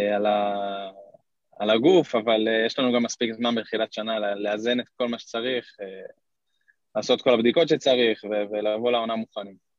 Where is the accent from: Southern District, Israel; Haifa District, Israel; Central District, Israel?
Central District, Israel; Kfar Saba; also born or lived in Netherlands; נולדתי בכפר סבא